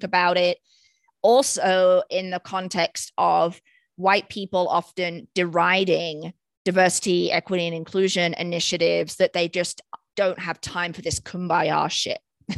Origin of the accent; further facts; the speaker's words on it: United Kingdom; Growing up in Britain, singing that song in school assembly and stuff.